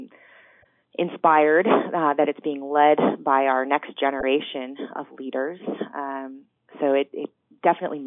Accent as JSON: {"language": "English", "region": "Colorado", "country": "United States", "tie": "born or raised there", "said": "I grew up in Colorado"}